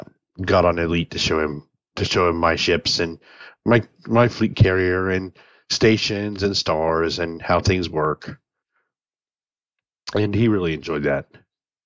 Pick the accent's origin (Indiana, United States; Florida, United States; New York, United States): Indiana, United States; moved away; I grew up like in Indiana